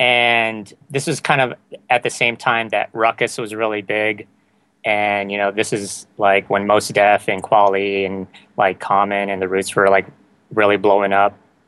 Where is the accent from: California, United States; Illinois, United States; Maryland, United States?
California, United States; San Diego; Well, I grew up in like kind of the late 80s, early 90s of hip-hop.